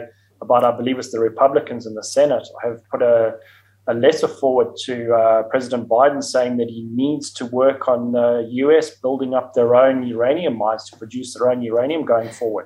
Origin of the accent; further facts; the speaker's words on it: Zimbabwe; moved away as an adult; also born or lived in South Africa / Namibia; I was born in Zimbabwe. I went to school in Zimbabwe, lived for 18 years in Zimbabwe, and then went down to South Africa to go to university there